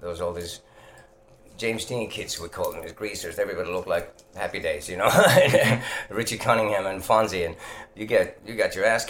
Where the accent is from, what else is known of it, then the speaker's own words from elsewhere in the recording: Finland; English is a second language; I'm glad that I was born in Finland, because otherwise I wouldn't have seen half the things I've seen on my way to wherever I am, you know.